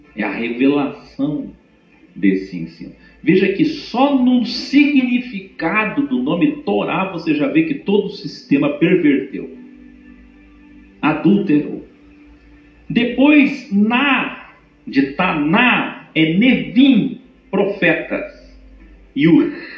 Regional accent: Curitiba, Paraná, Brazil; moved away; Eu que vim de Curitiba, sou bom no R

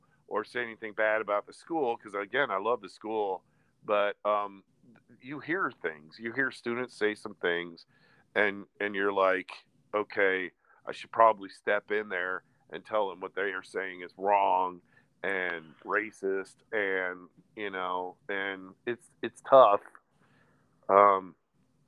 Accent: Des Moines, Iowa, United States; moved away as an adult; also born or lived in Chicago, Illinois / Florida; we all grew up in the same area. We're all from Des Moines, Iowa.

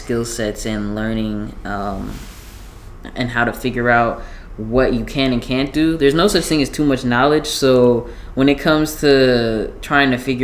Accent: Jamaica; being Jamaican and having these different cultured foods

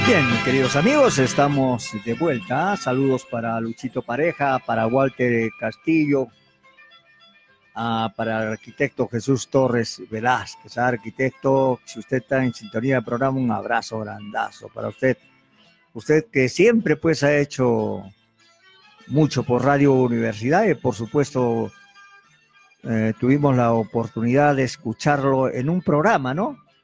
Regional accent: Arequipa, Peru; nosotros como arequipeños

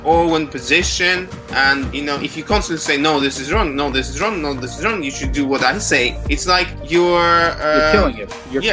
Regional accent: Moscow, Russia; also born or lived in London, United Kingdom; I'm from Moscow, and I'm still now based, although at some point I left Moscow and went to live in UK, in London, to study fine art

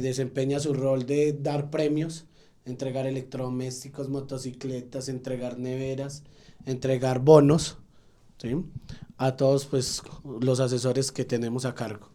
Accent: Salamina, Caldas, Colombia; moved away as an adult; now in Manizales, Colombia; vivo en Manizales hace 11 años y vengo de un municipio llamado Salamina Caldas

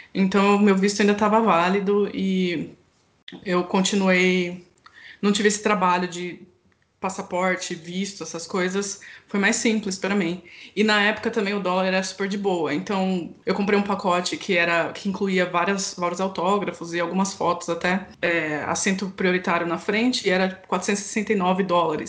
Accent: Campinas, São Paulo, Brazil; Eu sou de Campinas

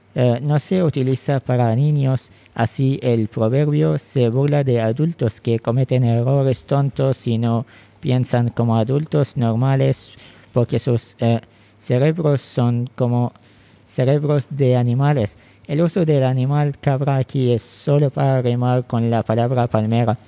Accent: Bidiyah, Ash Sharqiyah North, Oman; Spanish is a second language; now in Muscat, Oman; ahora vivo en Mascat, la capital de Oman, pero soy originalmente de Bidia, un estado al este de Oman

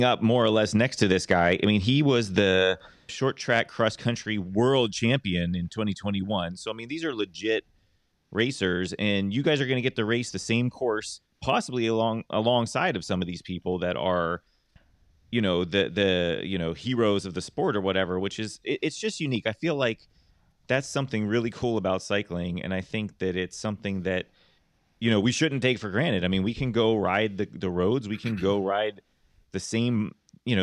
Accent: Pittsburgh, Pennsylvania, United States; I grew up in Pittsburgh.

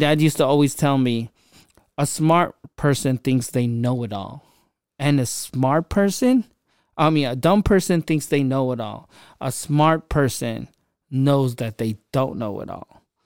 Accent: Philippines; now in United States; I grew up in the Philippines on the streets and, um, even moving to America, I had my hardships

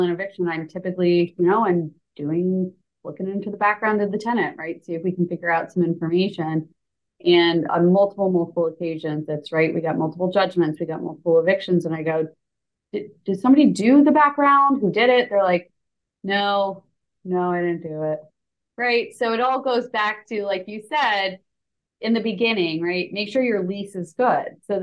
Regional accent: New York, United States; now in Jacksonville Beach, United States; I'm originally from New York

